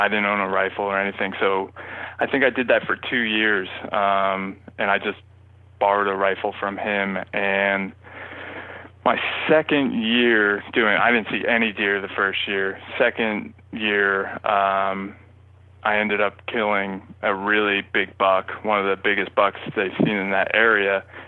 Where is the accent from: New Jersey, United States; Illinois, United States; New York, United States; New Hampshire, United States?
New Jersey, United States; But growing up in New Jersey, there's not that many hunters, so we had like the lowest you know, hunting population per population in the state.